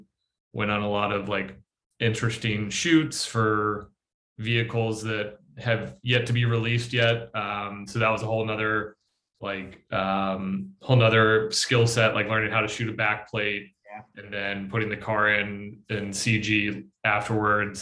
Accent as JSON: {"language": "English", "region": "Virginia", "country": "United States", "moved": "as an adult", "said": "I'm from Virginia originally"}